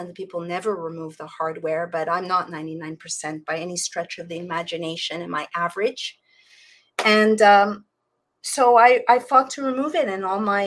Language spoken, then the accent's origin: English; Canada; now in Florida, United States; I come from Canada